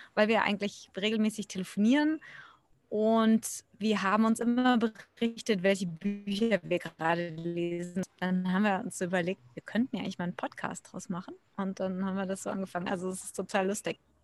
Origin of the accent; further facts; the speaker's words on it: Germany; now in India; Ich bin Deutsche, eigentlich ursprünglich ausgewandert vor mittlerweile knapp 20 Jahren